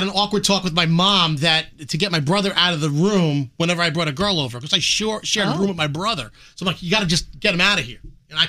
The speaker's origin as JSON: {"language": "English", "town": "New York City", "region": "New York", "country": "United States", "said": "I'm an Italian from Brooklyn"}